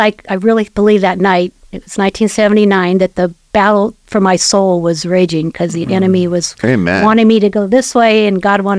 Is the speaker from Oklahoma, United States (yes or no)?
no; Carmel, California, United States; also born or lived in Japan; I grew up in Carmel, second oldest of six kids.